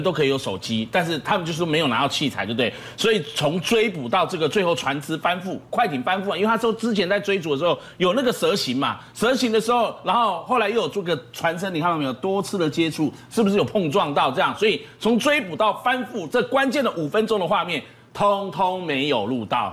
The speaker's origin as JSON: {"language": "Chinese", "country": "Taiwan", "said": "我们台湾人去那边消费"}